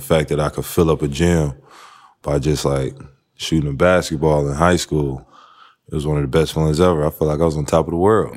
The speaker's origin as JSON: {"language": "English", "region": "North Carolina", "country": "United States", "tie": "born or raised there", "said": "I'm from North Carolina"}